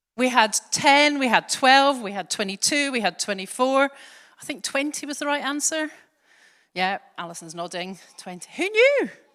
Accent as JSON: {"language": "English", "town": "Glasgow", "region": "Scotland", "country": "United Kingdom", "tie": "born or raised there", "accent": "soft Scottish", "moved": "as an adult", "lives_now": "England", "said": "I grew up in Glasgow, but I've been down here since, bleh, thirty years ago or so"}